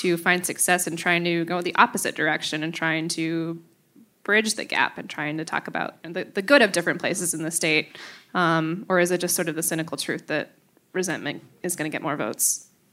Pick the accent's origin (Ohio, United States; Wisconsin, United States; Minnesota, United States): Wisconsin, United States; Marinette; I grew up in Marinette.